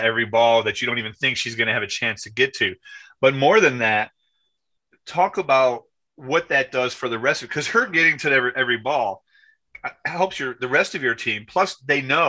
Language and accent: English; New York, United States; I'm white from New York